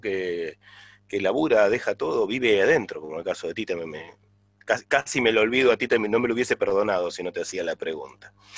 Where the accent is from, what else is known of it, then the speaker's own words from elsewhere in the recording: La Plata, Buenos Aires Province, Argentina; also born or lived in Villa Ballester; yo tengo eso de, ser de Villa Ballester, pero platense porque vivo es muy chico en La Plata, pero nací en Villa Ballester